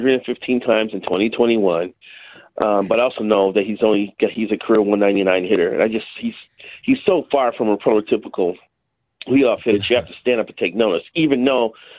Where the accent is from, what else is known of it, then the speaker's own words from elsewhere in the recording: Chicago, Illinois, United States; moved away; I grew up in Chicago